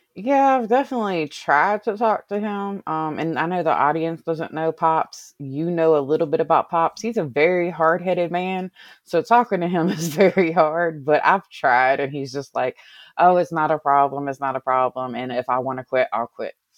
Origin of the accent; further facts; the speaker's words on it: Covington, Virginia, United States; I grew up in a small little small little town called, um, Covington in Allegheny County in Virginia